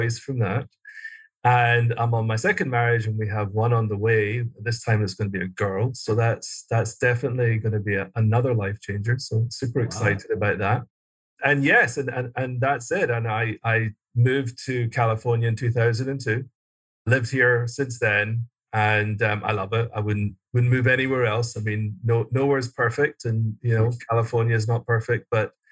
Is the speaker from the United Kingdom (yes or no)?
yes; Glasgow, Scotland, United Kingdom; moved away as an adult; also born or lived in London; I was born and raised in Scotland, Glasgow, Scotland, and went to school there